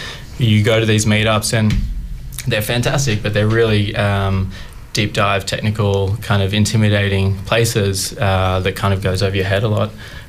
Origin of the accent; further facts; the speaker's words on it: Sydney, New South Wales, Australia; moved away as an adult; I'm from Sydney, though. I did it in Sydney and then came down here about 3 years ago.